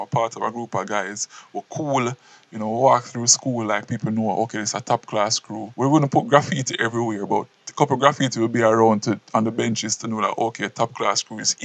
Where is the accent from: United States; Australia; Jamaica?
Jamaica; Portland Parish; I grew up in Portland, country youth